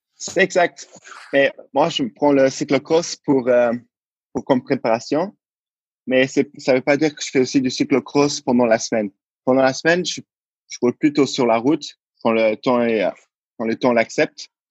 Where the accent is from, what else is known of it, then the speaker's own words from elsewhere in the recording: Luxembourg; je suis né au Luxembourg. Donc, mais euh, au début, je n'avais pas la nationalité luxembourgeoise, alors je l'ai prise. Et depuis, je, depuis ma naissance jusqu'à mes 21 ans, euh, je vis au Luxembourg.